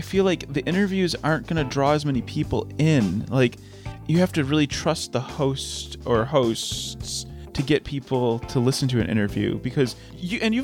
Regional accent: Detroit, Michigan, United States; I'm from the Detroit area, and I've grown up around cars.

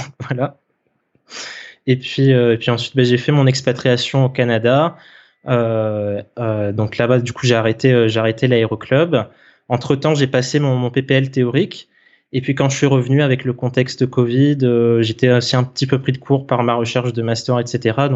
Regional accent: Réunion, France; moved away as an adult; Donc moi de base je suis originaire de l'île de la Réunion, donc euh, c'est là-bas que j'ai grandi.

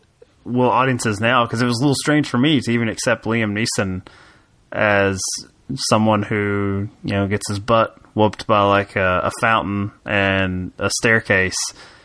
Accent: Kentucky, United States; And I'm from Kentucky, so if I offended all you Wikipedia experts on my mispronunciation of a Star Wars Jedi, I apologize.

